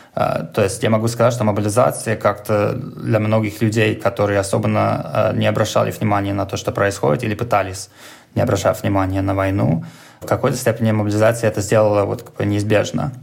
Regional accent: New York, United States; Russian is a second language; moved away as an adult; now in Moscow, Russia; я сам из Нью-Йорка

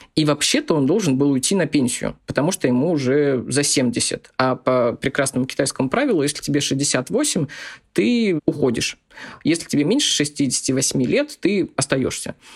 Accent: Zabaykalsky Krai, Russia; я из Забайкальского края, и мы очень часто ездили в Манчжурию закупаться товаром

